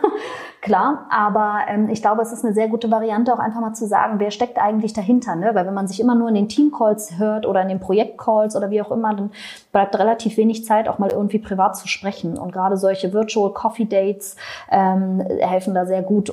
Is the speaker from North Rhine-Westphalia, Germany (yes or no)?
no; Berlin, Germany; ich komme aus Berlin, das rutscht dann so raus